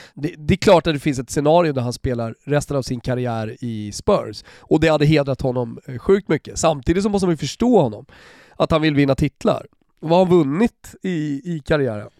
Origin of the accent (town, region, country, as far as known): Sweden